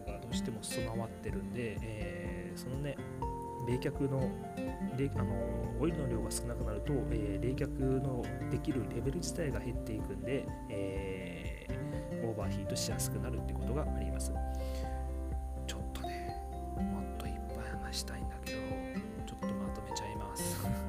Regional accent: Miyazaki, Japan; accent: Miyazaki dialect; 今宮崎弁出ちゃった

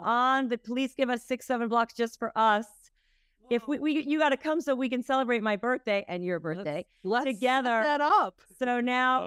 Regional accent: Minnesota, United States; now in New York, United States; I'm from Minnesota.

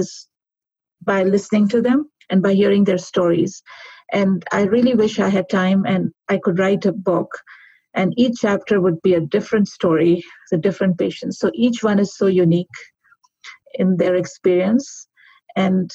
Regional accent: Pakistan; moved away as an adult; now in Calgary, Canada; originally I'm from Pakistan, where I graduated. I came to Canada

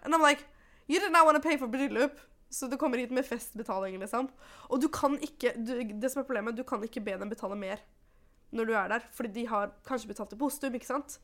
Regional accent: Oslo, Norway; jeg er født og oppvokst i Oslo.

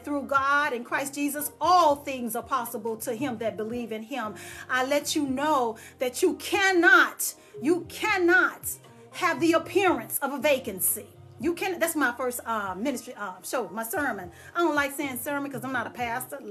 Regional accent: Dallas, Texas, United States; moved away as an adult; I left and moved away from Dallas, Texas, I'm a Texan

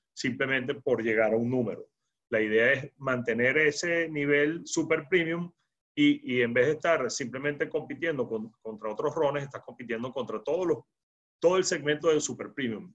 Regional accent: Venezuela; los venezolanos nos quedamos

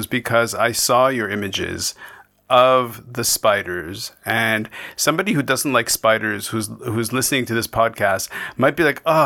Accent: Canada

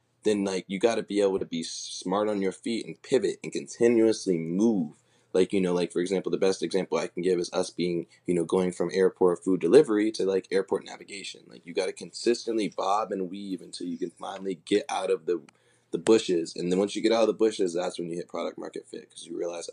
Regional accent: Oakland, California, United States; me growing up in Oakland, me growing up in Silicon Valley

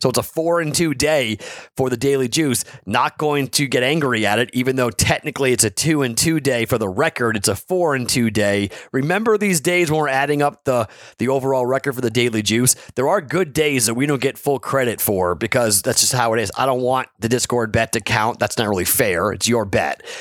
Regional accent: Andover, Massachusetts, United States; my hometown of Andover, Massachusetts

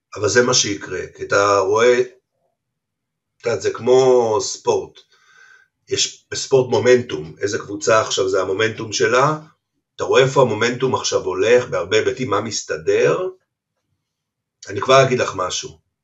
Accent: Haifa, Haifa District, Israel; גדלתי בכרמל, בחיפה

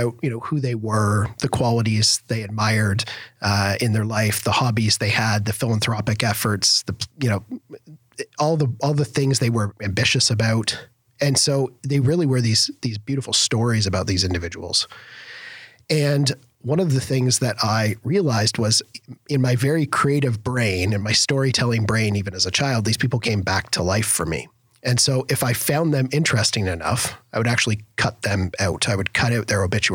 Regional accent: Algonquin, Ontario, Canada; A little town called Algonquin Village

